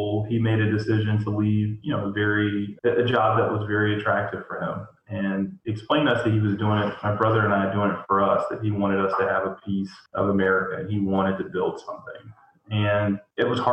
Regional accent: Greensboro, North Carolina, United States; I grew up here in Greensboro.

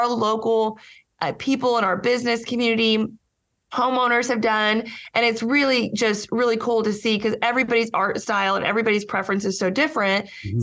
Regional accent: Lawton, Oklahoma, United States; moved away as an adult; also born or lived in Washington, D.C.; I was born and raised in Lawton and then moved away for 20 years, lived in Washington, D.C. and came back home

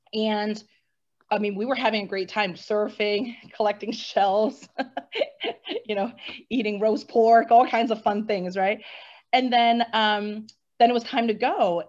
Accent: Hong Kong; And growing up in Hong Kong, which is a very busy international hub, right?

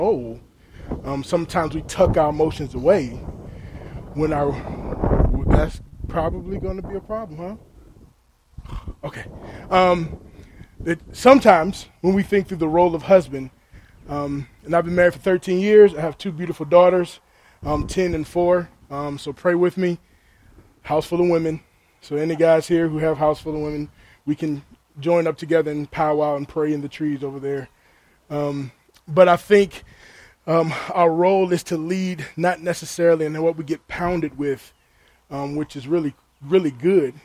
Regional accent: Chesapeake, Virginia, United States; I grew up in Chesapeake, Virginia, so I'm from Virginia. So 757, born and raised

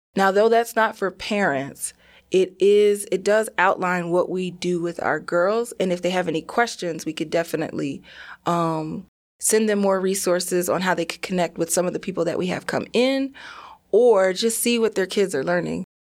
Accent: New Jersey, United States; I'm from New Jersey, I did go to predominantly white schools.

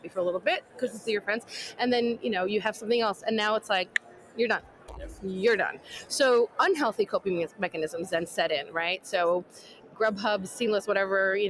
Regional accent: New York, United States; I'm a New Yorker, born and bred

